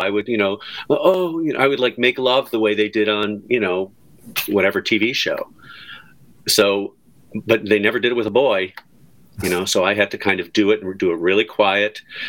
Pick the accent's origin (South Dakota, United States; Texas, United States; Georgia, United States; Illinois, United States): Illinois, United States; Skokie; Cause we're from Skokie. So she had the Skokie accent.